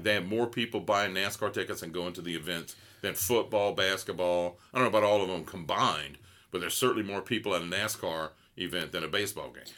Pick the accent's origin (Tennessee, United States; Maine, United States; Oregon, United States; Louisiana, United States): Louisiana, United States; Gonzales; I'm from Gonzales